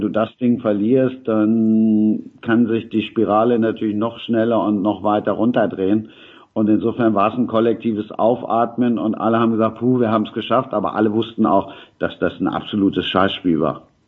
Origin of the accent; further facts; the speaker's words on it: Rhineland, Germany; als Rheinländer